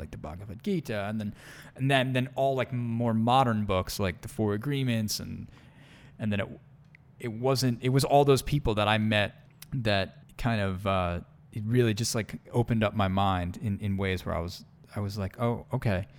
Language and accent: English; Long Island, New York, United States; moved away; I am from the East Coast originally, Long Island, New York. born and raised.